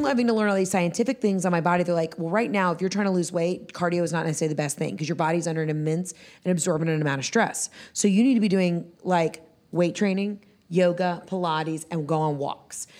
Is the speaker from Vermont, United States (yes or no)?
no; Atlanta, Georgia, United States; also born or lived in Johns Creek, Georgia; I'm from Atlanta, Atlanta